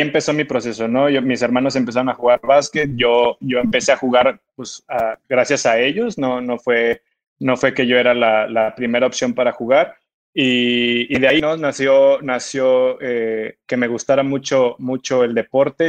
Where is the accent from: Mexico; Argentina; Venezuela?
Mexico; also born or lived in Guadalajara; now in Morelia, Mexico; marcan a uno como, como jugador mexicano